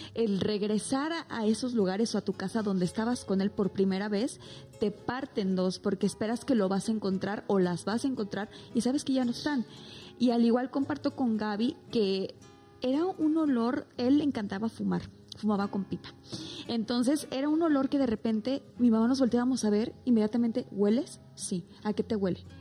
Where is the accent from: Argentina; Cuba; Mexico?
Mexico